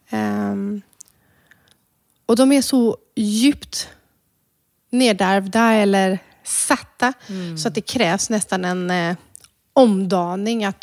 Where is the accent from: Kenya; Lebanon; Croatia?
Croatia; now in Sweden; vart är du ifrån egentligen? Ja, nej, men jag är från Kroatien, men Ska man berätta då att man är rom?